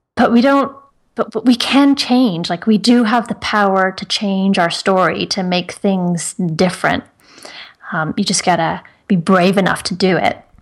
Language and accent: English; Ireland; I'm from Ireland